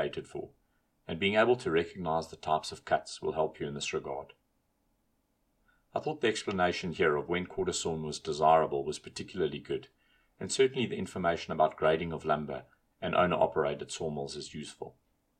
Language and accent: English; South Africa; as a South African